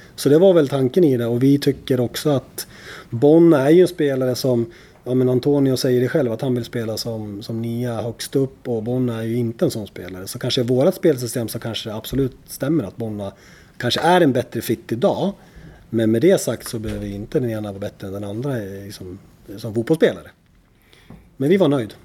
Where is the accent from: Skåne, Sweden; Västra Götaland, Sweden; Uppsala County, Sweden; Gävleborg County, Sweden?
Gävleborg County, Sweden; Gävle; som Gävlebo